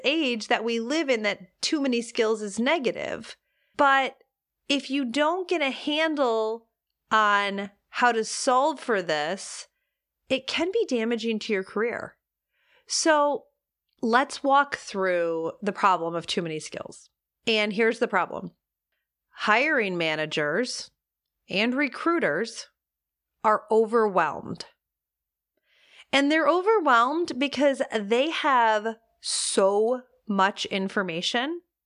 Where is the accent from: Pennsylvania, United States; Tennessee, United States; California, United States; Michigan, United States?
Michigan, United States; Detroit; I grew up in Detroit